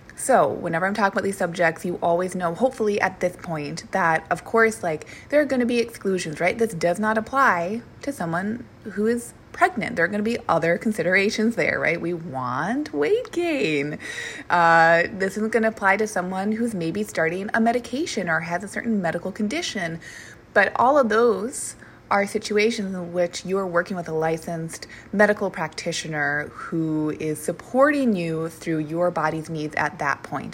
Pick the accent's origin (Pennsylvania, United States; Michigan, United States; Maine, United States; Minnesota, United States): Minnesota, United States; moved away; also born or lived in Portland; I'm from Minnesota